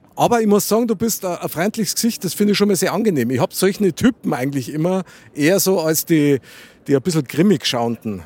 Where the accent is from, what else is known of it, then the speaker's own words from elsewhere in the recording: Munich, Bavaria, Germany; ich bin echter Münchner Kindl